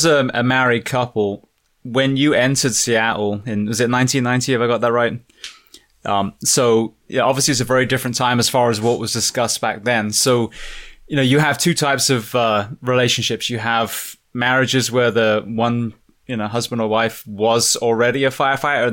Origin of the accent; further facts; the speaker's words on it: England, United Kingdom; now in United States; I'm an Englishman